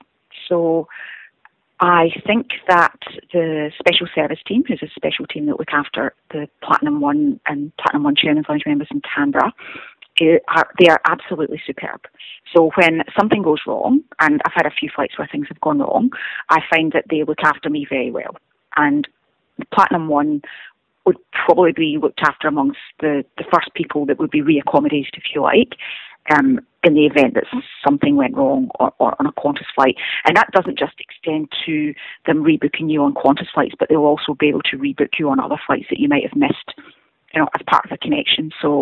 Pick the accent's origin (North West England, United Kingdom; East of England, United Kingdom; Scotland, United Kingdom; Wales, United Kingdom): Scotland, United Kingdom; accent: Scottish; moved away; is about 21 miles outside of Glasgow, hence the accent. However, most people back home think that my accent has changed. Right. But I guess I'll always have a Scottish accent. So I moved here in 1998 for 12 months, and I never went home